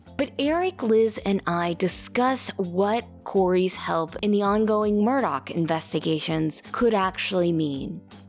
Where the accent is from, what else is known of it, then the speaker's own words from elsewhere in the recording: Kansas City, United States; my hometown team, the Kansas City Chiefs